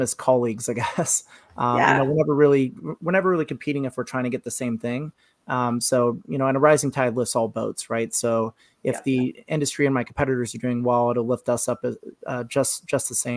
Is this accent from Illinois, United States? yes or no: no; Seattle, Washington, United States; I grew up in Seattle